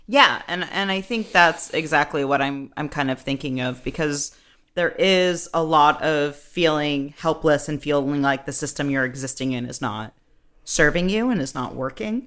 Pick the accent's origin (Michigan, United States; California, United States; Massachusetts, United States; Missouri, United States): Massachusetts, United States; growing up in Massachusetts, where you read the Crucible in fourth, sixth, and senior year